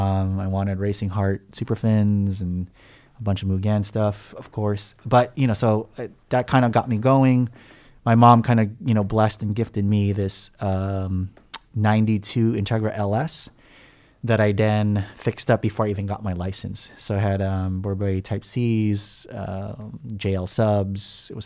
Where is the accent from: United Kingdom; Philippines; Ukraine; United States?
Philippines; born there; moved away; And I was born in the Philippines, actually